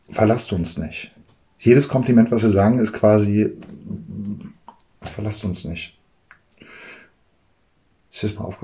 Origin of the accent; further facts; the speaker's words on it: Germany; Und ich als Deutscher natürlich meine, habe italienische Freunde.